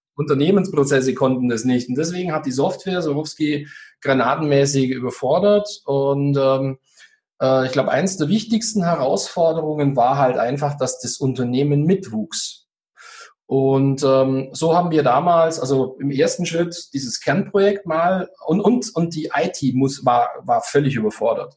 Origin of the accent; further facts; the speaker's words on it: Swabia, Germany; ich bin ja Schwabe